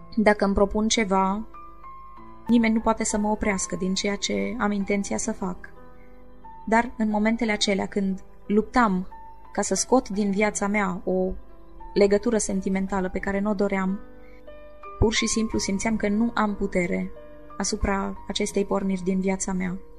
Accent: Maramureș County, Romania; folclorul maramureșan, pentru că făcea parte din zona natală

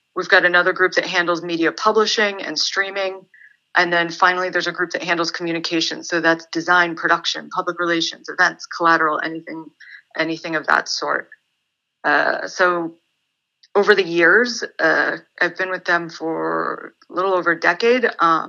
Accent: San Antonio, Texas, United States; born there; So I was born in San Antonio, Texas. I'm an army brat. My dad's a retired US Army colonel. I'm half Lebanese.

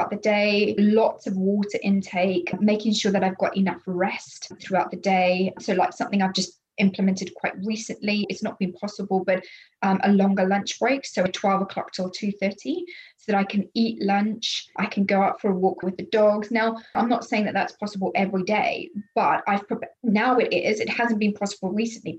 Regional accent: Zimbabwe; moved away; I'm from Zimbabwe originally. That's where I was born.

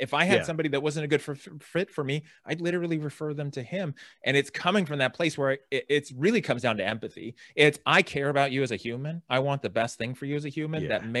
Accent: California, United States; I live in California. I grew up in San Francisco Bay Area, Silicon Valley.

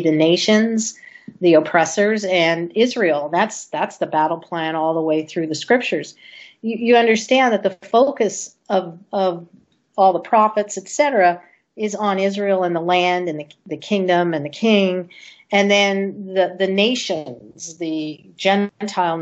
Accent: Canada; now in United States; I grew up in Canada

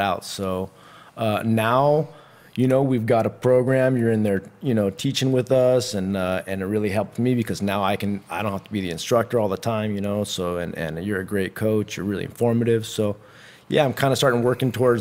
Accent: Santa Cruz, California, United States; I was raised in Santa Cruz

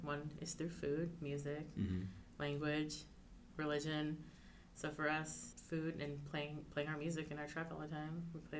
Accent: Toledo, Ohio, United States; born or raised there; now in Olympia, United States

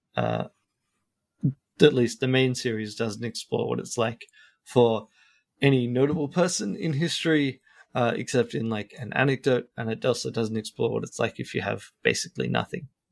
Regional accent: Australia; now in Sweden; I'm an Australian who is living in Sweden.

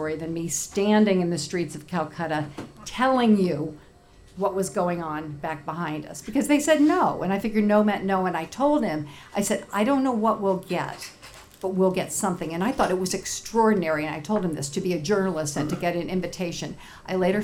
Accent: Indianapolis, Indiana, United States; I'm from Indianapolis

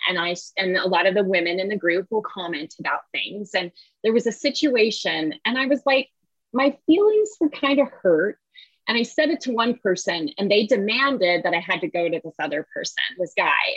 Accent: the Bay Area, California, United States; moved away; I grew up in the Bay Area

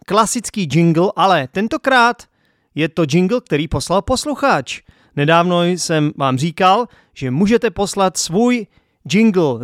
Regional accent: Czechia; protože jsem Čech

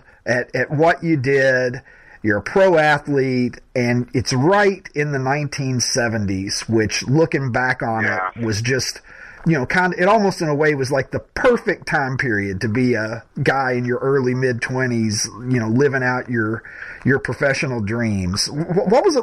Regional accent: Kentucky, United States; I grew up in Kentucky, born and raised in Kentucky

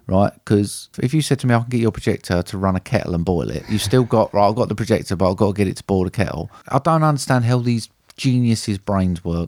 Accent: United Kingdom; being British

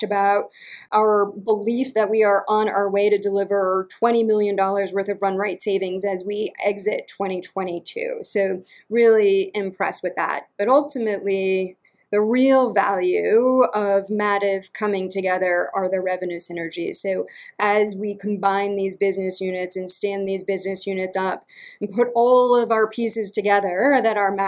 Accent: Western Massachusetts, United States; also born or lived in Connecticut / Baltimore; now in Atlanta, United States; I'm from Western Massachusetts. And apparently I've got the accent to prove it, though I do not sense it at all.

